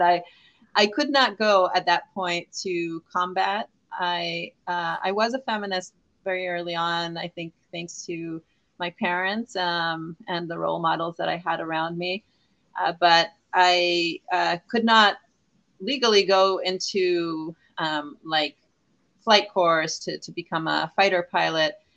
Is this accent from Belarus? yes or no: no; Israel; moved away as an adult; now in California, United States; I am Israeli. I was born in Israel